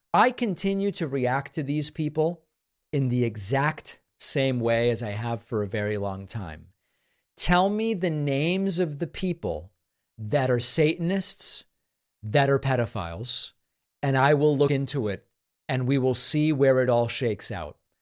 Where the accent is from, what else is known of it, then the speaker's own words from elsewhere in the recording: Massachusetts, United States; When I was growing up in Massachusetts